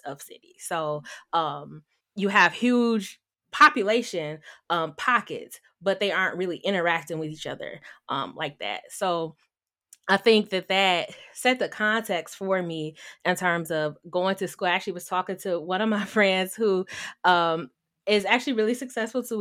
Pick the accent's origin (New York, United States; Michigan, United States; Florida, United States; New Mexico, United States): Michigan, United States; Detroit; moved away as an adult; also born or lived in Washington, D.C.; I am from Detroit, Michigan, born and raised